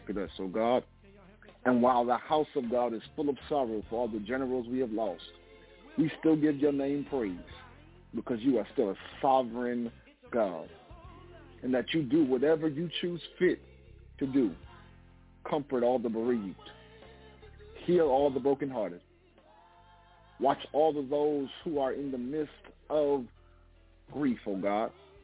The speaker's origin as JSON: {"language": "English", "town": "Hempstead", "region": "New York", "country": "United States", "also_born_or_lived": "Oyster Bay, New York", "moved": "yes", "lives_now": "Atlanta, United States", "said": "I'm originally from Hempstead, New York. I'm now living in Atlanta, Georgia"}